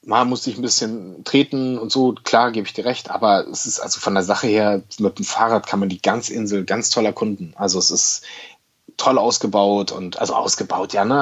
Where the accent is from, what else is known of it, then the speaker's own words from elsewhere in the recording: Berlin, Germany; Für mich als Berliner